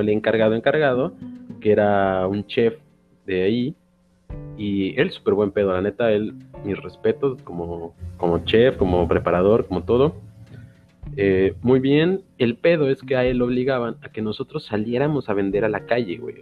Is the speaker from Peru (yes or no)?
no; Xalapa, Veracruz, Mexico; also born or lived in Playa del Carmen; he regresado a mis raíces, que es Jalapa